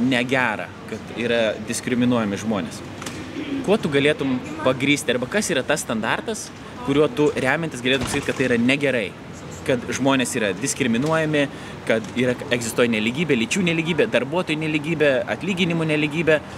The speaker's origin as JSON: {"language": "Lithuanian", "country": "Lithuania", "tie": "born or raised there", "said": "aš, aišku, kultūriškai irgi krikščioniškoje aplinkoje užaugau, turint omeny Lietuvą"}